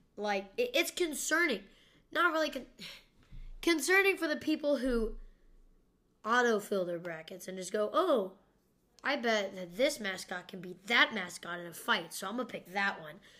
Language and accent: English; Kansas, United States; I was born in Kansas